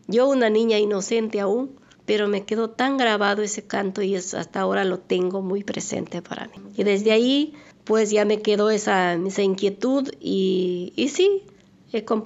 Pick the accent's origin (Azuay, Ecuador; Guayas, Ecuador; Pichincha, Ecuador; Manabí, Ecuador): Azuay, Ecuador; Güel; moved away; yo soy de la provincia de La Suay, del cantón Sixic, parroquia Güell. Mi pueblito es, muy pequeño, bonito, se llama Güell